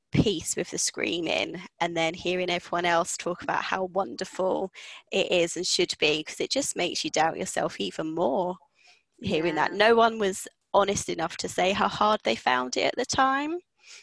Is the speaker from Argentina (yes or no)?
no; London, United Kingdom; moved away as an adult; now in Scarborough, United Kingdom; originally from London and I moved up here to Scarborough about 9 years ago now